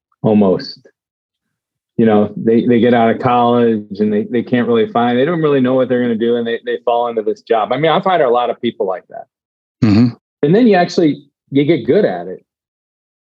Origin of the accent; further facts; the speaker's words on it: Cleveland, Ohio, United States; moved away; I grew up in Cleveland